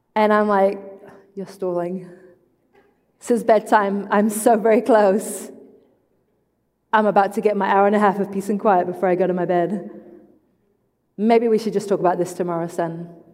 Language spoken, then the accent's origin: English; England, United Kingdom; moved away; I am English, I am not Australian